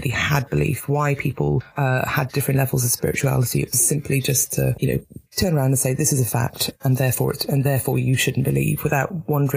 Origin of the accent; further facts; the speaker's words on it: Newport, Wales, United Kingdom; moved away as an adult; also born or lived in Northern Ireland; now in London, United Kingdom; So I grew up in Newport in South Wales, which is now it's post-industrial